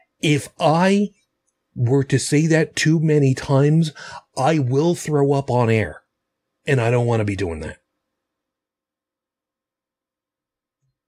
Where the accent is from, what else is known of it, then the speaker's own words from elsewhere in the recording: New York City, New York, United States; my hometown